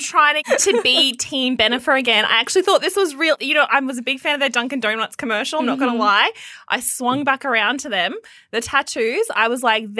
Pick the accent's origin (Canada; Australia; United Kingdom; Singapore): Australia; Townsville, Queensland; I'm from Townsville